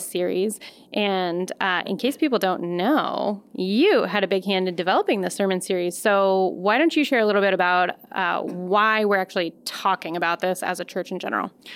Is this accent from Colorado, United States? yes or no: yes; Colorado Springs, Colorado, United States; moved away as an adult; now in Madison, United States; I grew up in Colorado Springs